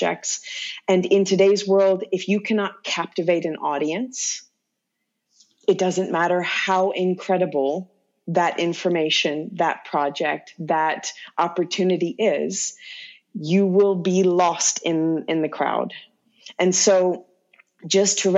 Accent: Louisiana, United States; first language English; moved away; where I grew up in Louisiana

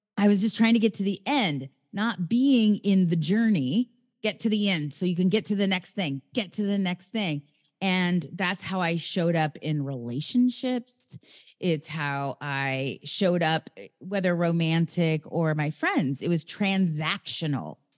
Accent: Raytown, Missouri, United States; now in Venice, California, United States; I live in L A, in Venice, California, and I come from the Midwest, Raytown, Missouri

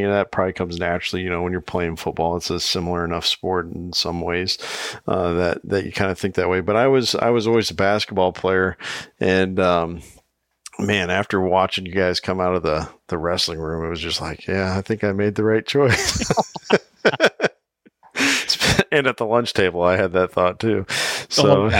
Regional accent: Iowa, United States; my home state, Iowa

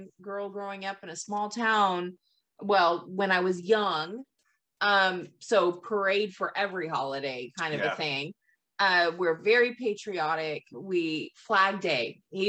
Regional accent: Gloucester, Massachusetts, United States; It's like me saying Boston, but yeah, it's really Gloucester.

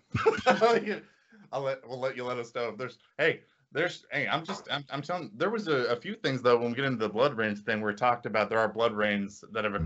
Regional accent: Indiana, United States; we're from Indiana

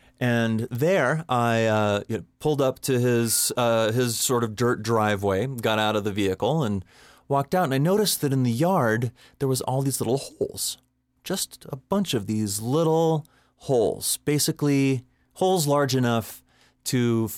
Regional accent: Boulder, Colorado, United States; he looked at me funny because he knew I was from Boulder and he assumed that I was just a hippie freak in, business casual clothing.

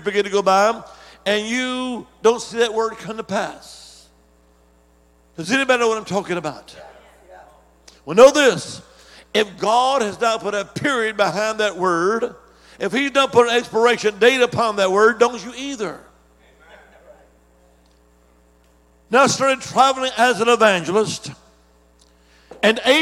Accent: Alabama, United States; also born or lived in Dominican Republic; now in Virginia, United States; originally I'm from the Holy Land. I am Alabama

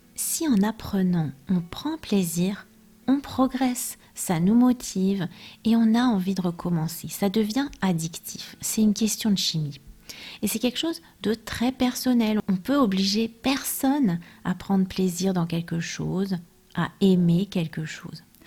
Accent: France; je suis française

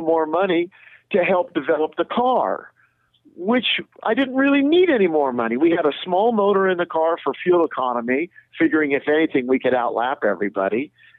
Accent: Southern California, United States; born and raised in Southern California

